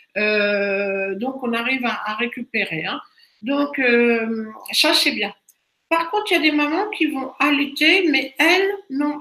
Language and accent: French; Brittany, France; chez nous en Bretagne